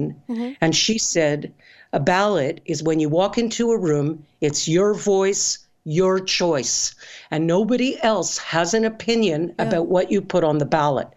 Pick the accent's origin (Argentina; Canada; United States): Canada; I'm Canadian